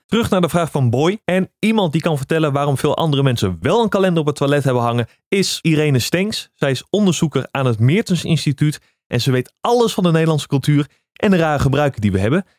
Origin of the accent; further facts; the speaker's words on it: Netherlands; We zijn Nederlanders met die praktische mentaliteit